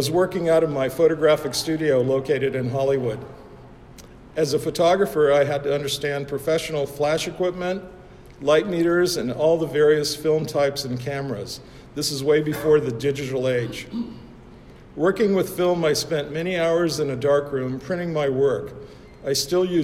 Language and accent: English; Budapest, Hungary; moved away; also born or lived in United States; I was born in Budapest, Hungary